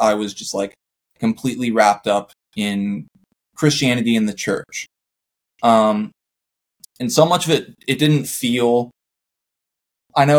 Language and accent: English; Vista, California, United States; I grew up in Vista, California.